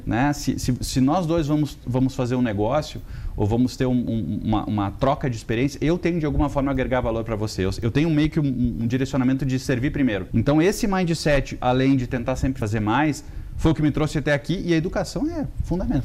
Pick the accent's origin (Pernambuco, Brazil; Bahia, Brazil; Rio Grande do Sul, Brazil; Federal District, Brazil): Rio Grande do Sul, Brazil; accent: sulista; moved away as an adult; now in São Paulo, Brazil; eu venho de uma família muito simples do Rio Grande do Sul. E o meu primeiro emprego com 15 anos foi fazer xerox